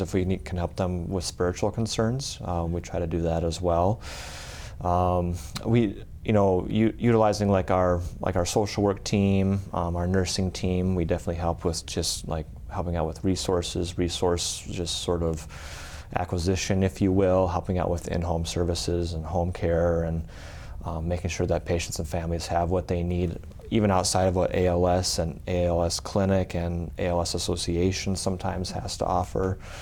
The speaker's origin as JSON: {"language": "English", "town": "Aberdeen", "region": "South Dakota", "country": "United States", "tie": "born or raised there", "said": "I'm originally um, from well South Dakota, uh, kind of uh, grew up in Aberdeen."}